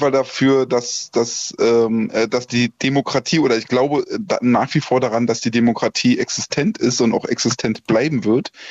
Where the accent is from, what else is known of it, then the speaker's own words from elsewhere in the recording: Germany; Und damit mische ich mich selbst drunter, weil ich bin auch ein Deutscher